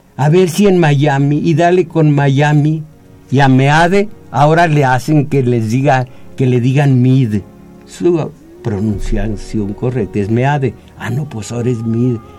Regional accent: Mexico

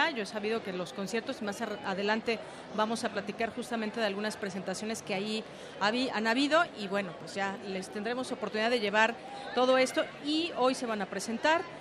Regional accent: Mexico; qué debemos de hacer como, como mexicanos, como personas interesadas en lo que sucede a nuestro alrededor

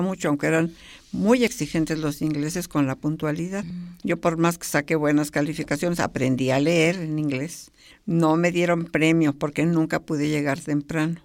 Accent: Mexico City, Mexico; also born or lived in Pachuca, Hidalgo / Chapingo; nos vinimos para México, así es que yo debo haber vivido ahí hasta los cinco o seis años, como seis años, porque llegué aquí a ser otra vez el primero de, primaria

